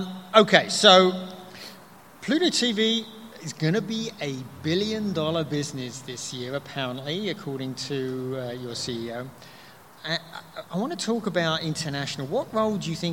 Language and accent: English; United Kingdom; moved away; I'm originally from the UK